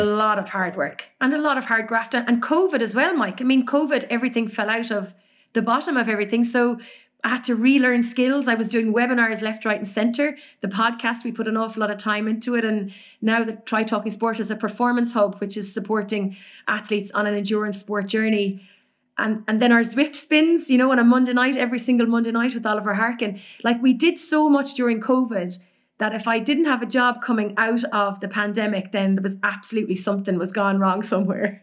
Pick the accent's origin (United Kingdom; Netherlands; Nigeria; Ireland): Ireland; Cork, Munster; moved away as an adult; also born or lived in Dublin / Galway; I was born in Cork.